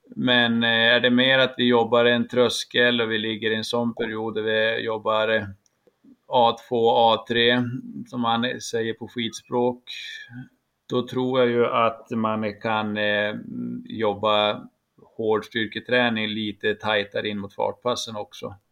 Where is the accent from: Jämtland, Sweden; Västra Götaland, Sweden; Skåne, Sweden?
Jämtland, Sweden; now in Piteå, Sweden; jag är faktiskt nere i min hembygd Jämtland